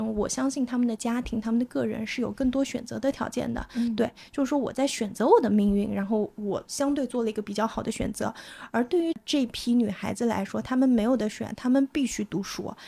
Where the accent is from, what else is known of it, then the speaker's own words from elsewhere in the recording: Anhui, China; 我是来自安徽嘛